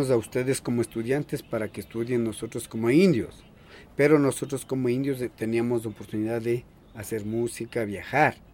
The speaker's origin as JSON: {"language": "Spanish", "town": "Paris", "region": "Île-de-France", "country": "France", "second_language": "Spanish", "said": "Yo vengo desde Francia. Yo soy de Francia mi casa queda en París."}